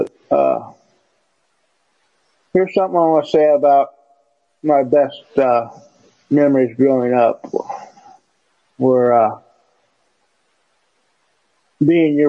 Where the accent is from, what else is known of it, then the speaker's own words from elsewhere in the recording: Burlington, United States; We moved from West Burlington to Burlington